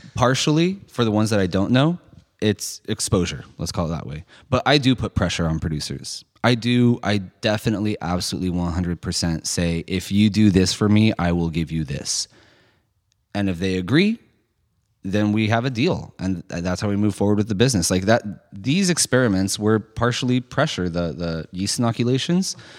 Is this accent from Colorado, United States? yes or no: no; San Francisco, California, United States; I grew up in San Francisco